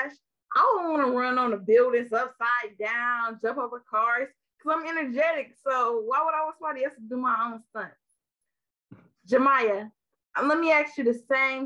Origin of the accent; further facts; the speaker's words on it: Milwaukee, Wisconsin, United States; from Milwaukee, Wisconsin.